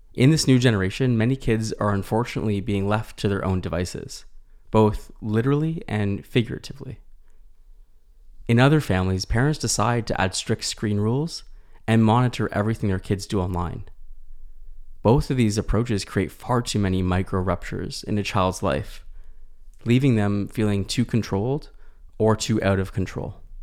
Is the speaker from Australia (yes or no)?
no; Canada; as a Canadian clinician